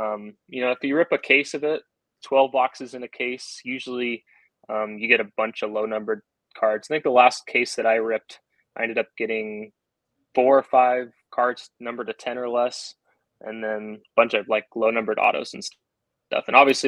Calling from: Gig Harbor, Washington, United States; Gig Harbor, Washington. So, hour south of Seattle.

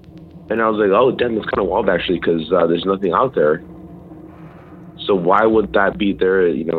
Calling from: Idaho, United States; Yeah, so... from Idaho, actually. Idaho.

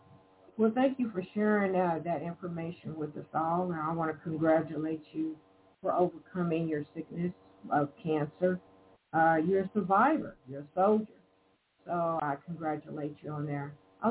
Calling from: Evansville, Indiana, United States; We are both calling from Evansville, Indiana.

